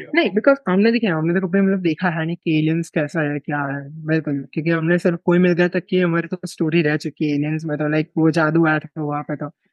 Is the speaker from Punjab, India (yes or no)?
no; Ahmedabad, Gujarat, India; मैं अहमदाबाद से बिलोंग करता हूँ अहमदाबाद गुजरात से मेरा बर्थ और मेरा पूरा लाइक कह सकते हैं एजुकेशनल जर्नी